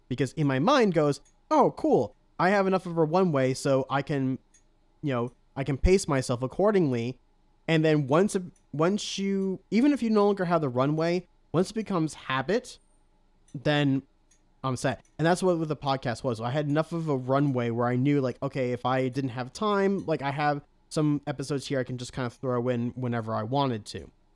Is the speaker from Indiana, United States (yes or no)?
no; New York, United States; accent: New York; moved away; I'm originally from New York.